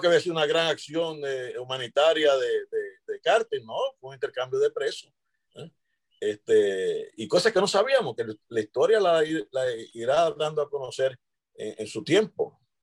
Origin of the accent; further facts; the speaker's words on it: Lares, Puerto Rico; en Lares, en mi pueblo